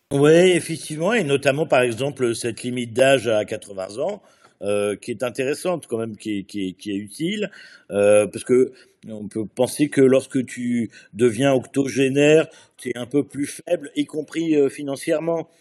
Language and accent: French; France; chez nous en France